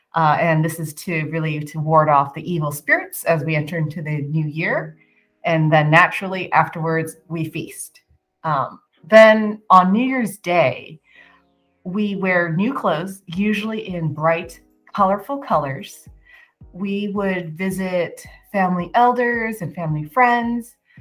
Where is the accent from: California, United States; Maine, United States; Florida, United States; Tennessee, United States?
California, United States; San Francisco; moved away; growing up in San Francisco